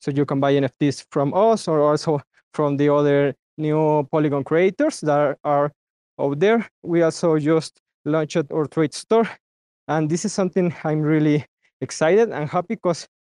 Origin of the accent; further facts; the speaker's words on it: Mexico; I'm myself from Mexico